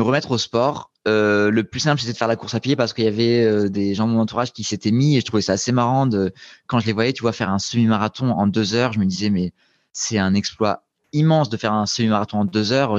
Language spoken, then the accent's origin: French; Nice, Provence-Alpes-Côte d'Azur, France; moved away as an adult; also born or lived in Grenoble; j'avais déménagé de Nice où j'ai grandi pour débarquer à Grenoble pour faire mes études